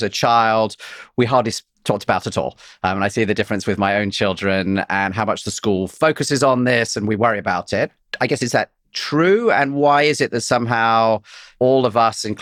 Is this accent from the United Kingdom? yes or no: yes; England, United Kingdom; I'm English